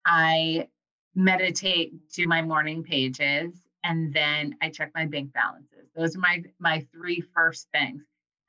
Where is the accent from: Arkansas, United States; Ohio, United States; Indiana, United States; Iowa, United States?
Iowa, United States; That comes from like growing up in Iowa, like near farms.